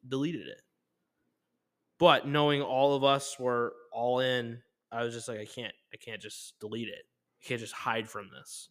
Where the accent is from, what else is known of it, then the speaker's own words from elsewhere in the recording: New York City, New York, United States; I'm from Brooklyn.